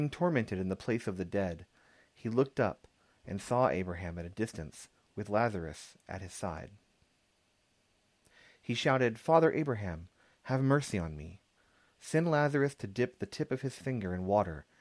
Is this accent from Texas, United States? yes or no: yes; San Antonio, Texas, United States; Growing up in San Antonio